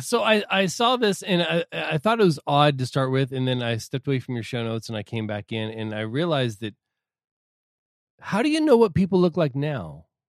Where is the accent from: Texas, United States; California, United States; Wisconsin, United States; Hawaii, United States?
California, United States; Southern; I'm not from L A, I'm just from Southern California